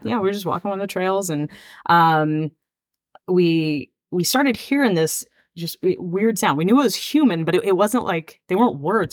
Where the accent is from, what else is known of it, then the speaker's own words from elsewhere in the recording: Arizona, United States; we're from Arizona